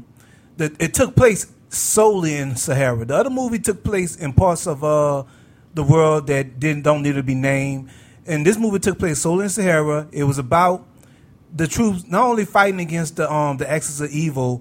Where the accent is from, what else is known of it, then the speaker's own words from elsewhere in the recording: New Orleans, Louisiana, United States; I'm from New Orleans